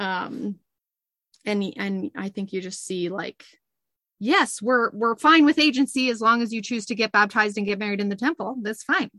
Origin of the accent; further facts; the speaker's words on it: Utah, United States; I grew up in Utah where my whole ecosystem was Mormon and happy Mormon.